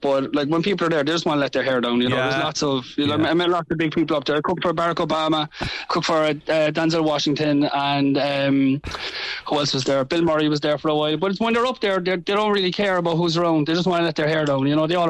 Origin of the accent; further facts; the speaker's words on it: Cork, Munster, Ireland; being Irish and being from Cork and, you know, telling everybody how great Cork is and how great Ireland is.